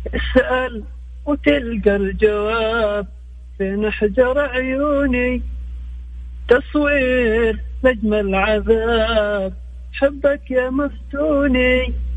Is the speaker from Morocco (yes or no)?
no; Yemen; now in Jeddah, Saudi Arabia; من اليمن بكلمك من جدة